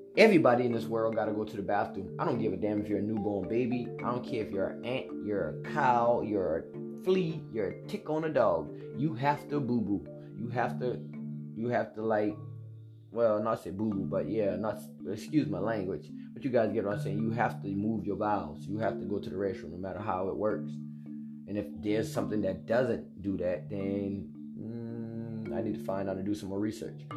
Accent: United States; I'm a young African American black man.

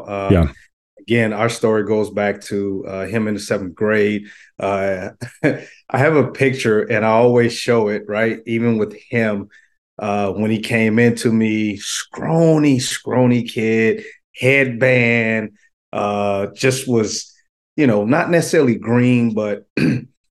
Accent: Louisiana, United States; also born or lived in Florida; now in Sacramento, United States; Florida born, Louisiana raised, high school

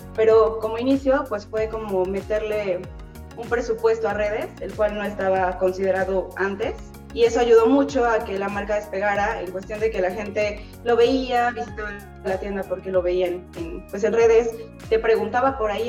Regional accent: Mexico; como mexicanos

